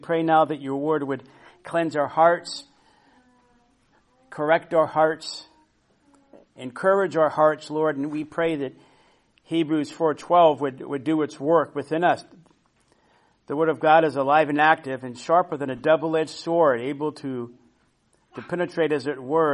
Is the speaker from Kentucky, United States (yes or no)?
no; Florida, United States; now in Washington, United States; I grew up in Florida